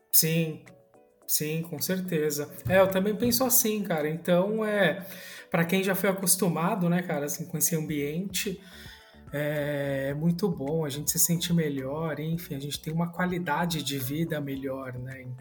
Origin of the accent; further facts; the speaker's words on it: São Paulo, Brazil; Sou de São Paulo, cara. Nasci